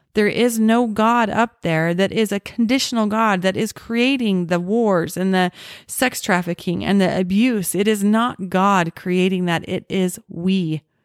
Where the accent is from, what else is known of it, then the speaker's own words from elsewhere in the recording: Orem, Utah, United States; The house that I grew up in in Orem